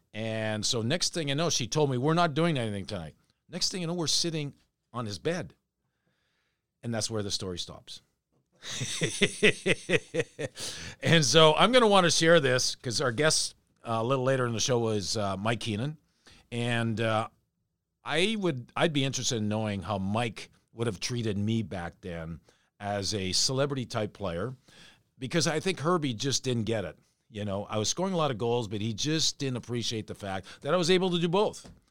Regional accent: Canada; moved away; I grew up as a Canadian watching ….

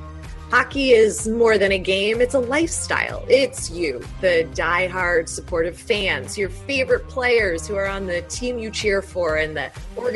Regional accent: Chicago, Illinois, United States; now in California, United States; Growing up in Chicago

